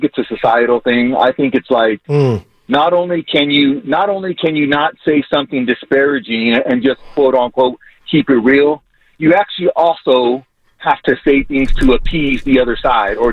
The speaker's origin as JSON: {"language": "English", "area": "South Bay, Bay Area", "region": "California", "country": "United States", "tie": "born or raised there", "moved": "yes", "lives_now": "Denver, United States", "said": "Bay Area native. I grew up in the South Bay"}